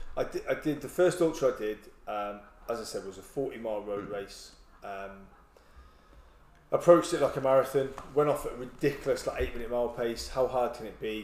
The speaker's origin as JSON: {"language": "English", "region": "England", "country": "United Kingdom", "also_born_or_lived": "Aldershot", "moved": "as an adult", "lives_now": "Swansea, United Kingdom", "said": "Being English"}